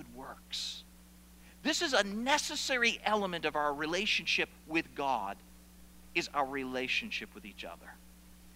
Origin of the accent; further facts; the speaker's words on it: South Paris, Maine, United States; I grew up in South Paris, Maine, or spent most of my latter years in South Paris, Maine